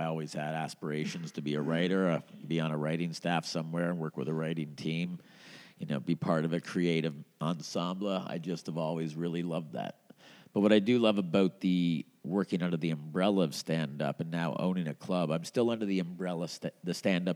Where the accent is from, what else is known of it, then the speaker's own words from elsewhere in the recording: Montreal, Quebec, Canada; now in Edmonton, Canada; I grew up in Montreal